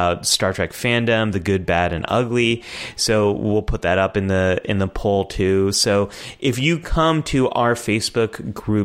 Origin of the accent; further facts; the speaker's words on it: United States; as American